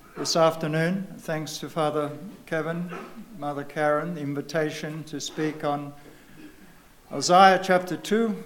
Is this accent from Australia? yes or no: yes; Australia; moved away as an adult; I don't come from around here. I come from Australia, if you have not guessed.